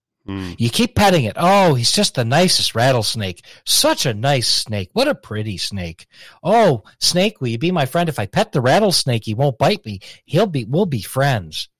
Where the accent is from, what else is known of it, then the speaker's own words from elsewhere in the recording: United States; as an American Jew